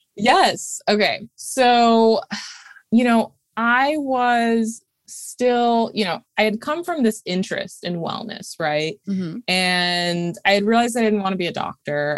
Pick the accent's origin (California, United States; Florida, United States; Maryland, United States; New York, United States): New York, United States; Saratoga Springs; moved away as an adult; also born or lived in Brooklyn, New York; Upstate New York, a small city. I really consider it more of a small town called Saratoga, where I actually am right now